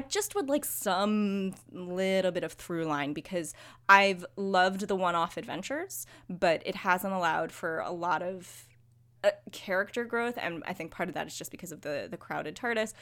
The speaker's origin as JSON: {"language": "English", "country": "United States", "said": "as an American"}